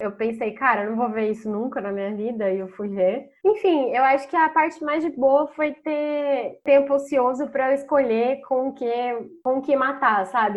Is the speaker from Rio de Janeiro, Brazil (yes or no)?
no; Campinas, São Paulo, Brazil; moved away as an adult; now in São Paulo, Brazil; Eu também sou de Campinas e moro há mais de um ano em São Paulo